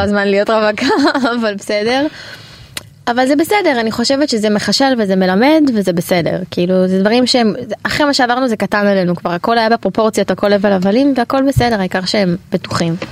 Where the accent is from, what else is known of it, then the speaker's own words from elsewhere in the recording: Israel; also born or lived in Canada; אנחנו נולדנו פה, אמא שלי אה. נולדה בארץ, אבל אבא שלי עלה... לפני 30 שנה, 31 שנה, יש לי אחות בת 30, אח בן 26, וגדלנו בארץ